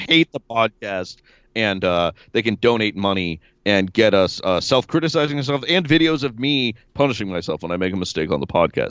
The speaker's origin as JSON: {"language": "English", "town": "Evanston", "region": "Illinois", "country": "United States", "tie": "born or raised there", "said": "my hometown, the Windy City. I'm actually from Evanston, but I claim the city of Chicago"}